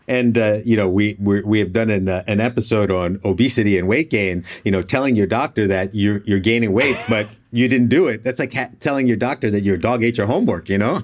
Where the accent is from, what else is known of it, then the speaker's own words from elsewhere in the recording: United States; as an American